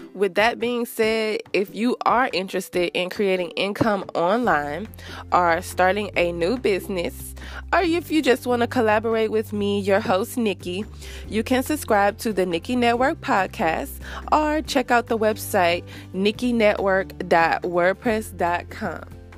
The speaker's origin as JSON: {"language": "English", "town": "Rosedale", "region": "Louisiana", "country": "United States", "moved": "as an adult", "lives_now": "Houston, United States", "said": "I am from Louisiana, Rosedale to be exact, which is a small town that no one probably has ever heard of. And I moved to a bigger city, Houston"}